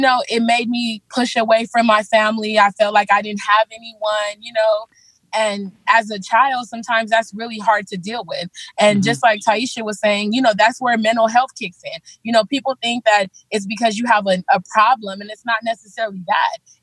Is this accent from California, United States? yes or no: yes; Los Angeles, California, United States; also born or lived in Belize; I came to California with my mom when I was about 4 years old. We lived in, you know, South Central LA.